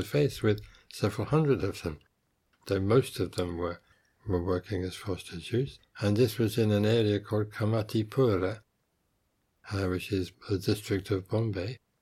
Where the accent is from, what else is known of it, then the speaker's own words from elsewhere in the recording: England, United Kingdom; moved away as an adult; also born or lived in India; being English by birth